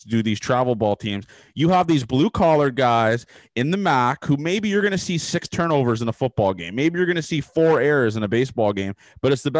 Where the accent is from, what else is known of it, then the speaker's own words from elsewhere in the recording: Toronto, Ontario, Canada; I'm from Toronto